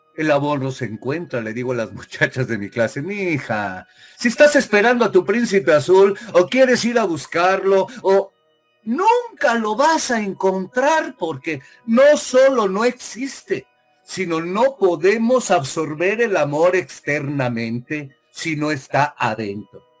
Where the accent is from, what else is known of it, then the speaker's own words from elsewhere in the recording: Mexico; moved away as an adult; now in United States; soy mexicano hasta el día que deje de respirar